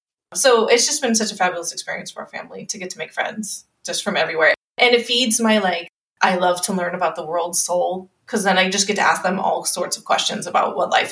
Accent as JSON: {"language": "English", "area": "outside of Los Angeles", "region": "California", "country": "United States", "tie": "born or raised there", "moved": "yes", "said": "I grew up outside of Los Angeles"}